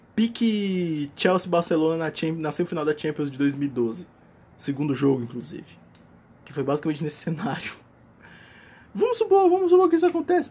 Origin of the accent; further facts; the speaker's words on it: Northeast Brazil, Brazil; Mas eu sou nordestino